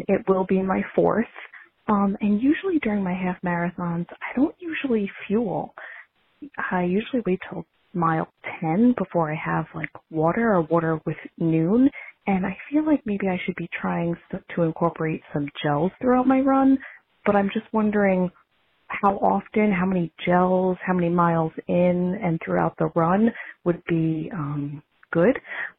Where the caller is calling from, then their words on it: Long Island, New York, United States; I'm calling from Long Island, New York.